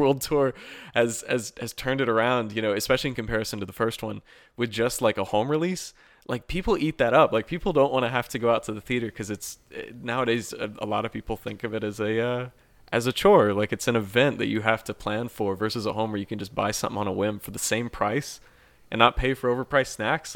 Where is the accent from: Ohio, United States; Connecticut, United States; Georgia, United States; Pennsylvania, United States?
Georgia, United States; Atlanta; I grew up a lot of it, uh, of my life in Atlanta